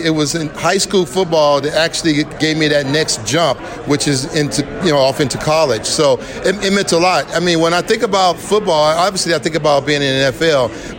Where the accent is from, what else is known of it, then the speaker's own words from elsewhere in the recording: Las Vegas, Nevada, United States; Growing up in Las Vegas and for this youth now today to have this opportunity, it's an exciting time for them.